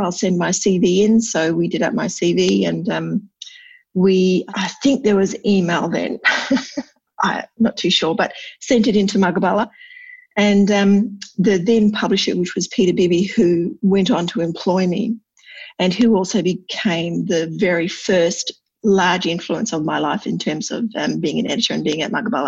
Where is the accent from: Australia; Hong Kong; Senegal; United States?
Australia; Broome, Western Australia; also born or lived in Perth; I grew up in Broome in the northwest here.